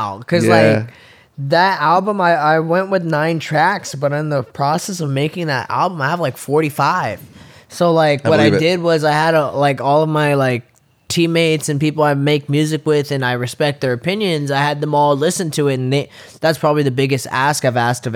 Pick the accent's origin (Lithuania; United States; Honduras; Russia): United States; San Bernardino, California; moved away; growing up in San Bernardino and just being of an indigenous descent